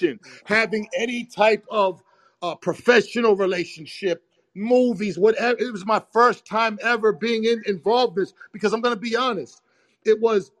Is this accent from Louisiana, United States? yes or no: no; Boston, Massachusetts, United States; When I grew up in Boston, I didn't grow up around no gay shit. In Boston Roxbury